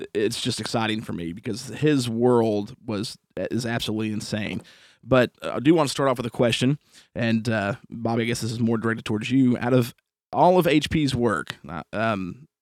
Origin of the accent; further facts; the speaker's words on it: Indiana, United States; also born or lived in Muncie, Indiana; now in East Tennessee, United States; We're some Indiana boys